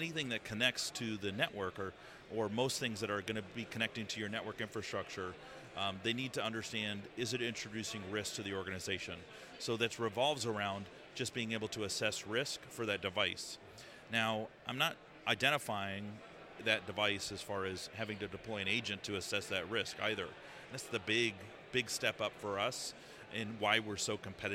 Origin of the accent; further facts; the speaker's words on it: Colorado, United States; moved away as an adult; now in London, United Kingdom; I'm from Colorado in the United States.